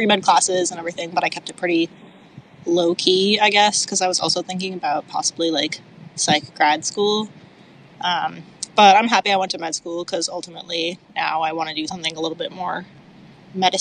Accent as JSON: {"language": "English", "town": "Iowa City", "region": "Iowa", "country": "United States", "tie": "born or raised there", "also_born_or_lived": "Pittsburgh / Minnesota / Minneapolis", "said": "I was born in Pittsburgh, and then when I was really little, my family moved to Iowa City. I grew up here"}